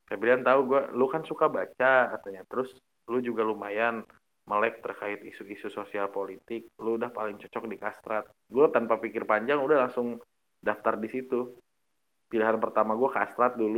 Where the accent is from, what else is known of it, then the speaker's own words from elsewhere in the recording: Bandung, West Java, Indonesia; Uh, dari Bandung, gue dari Bandung